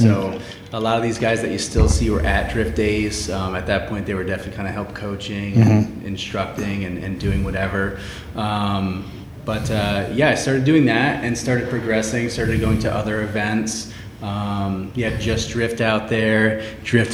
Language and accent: English; New York, United States; now in California, United States; I grew up in New York